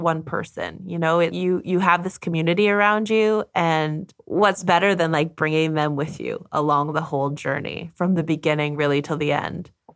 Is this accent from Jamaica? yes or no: no; Canada; now in Germany